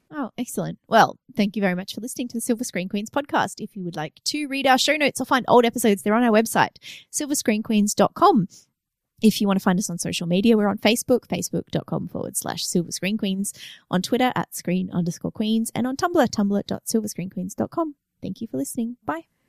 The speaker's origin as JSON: {"language": "English", "country": "Australia", "tie": "born or raised there", "said": "I'm Australian"}